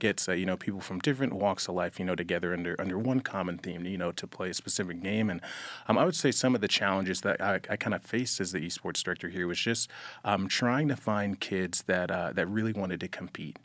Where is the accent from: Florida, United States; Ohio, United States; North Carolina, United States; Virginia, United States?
Florida, United States; Jacksonville; moved away as an adult; I'm originally from Jacksonville, Florida. Um, I've, I've lived there for about over, over twenty years.